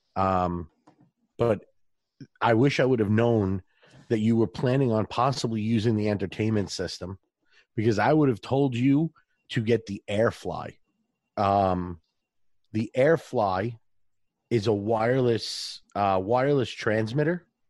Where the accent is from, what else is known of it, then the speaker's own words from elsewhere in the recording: New York, United States; accent: New York; a New York accent, my regular accent